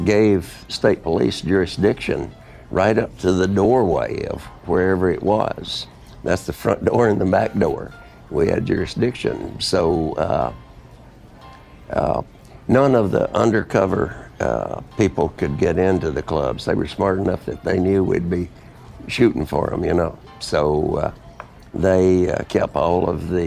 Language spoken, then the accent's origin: English; Texarkana, Arkansas, United States; I was from Texarkana